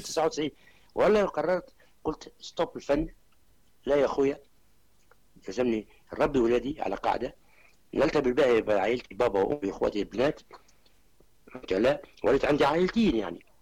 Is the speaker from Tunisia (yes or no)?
yes; Tunisia; عندنا في تونس